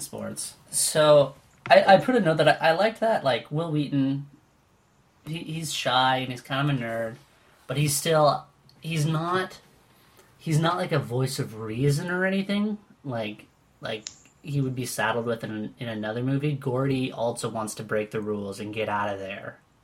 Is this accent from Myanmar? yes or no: no; Winnipeg, Manitoba, Canada; now in Toronto, Canada; I grew up in Winnipeg